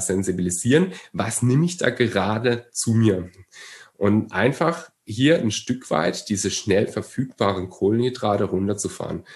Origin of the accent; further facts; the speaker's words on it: Germany; bei uns in Deutschland, wir haben eine wahnsinnige Brotkultur